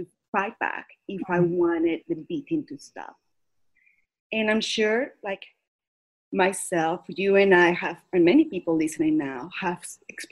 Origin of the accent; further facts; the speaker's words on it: Caracas, Capital District, Venezuela; now in United States; I was born and raised in Caracas, Venezuela